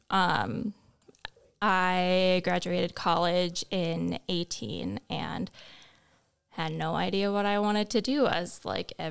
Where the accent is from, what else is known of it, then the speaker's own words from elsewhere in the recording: Fargo, North Dakota, United States; Um, I grew up around the Fargo Moorhead area.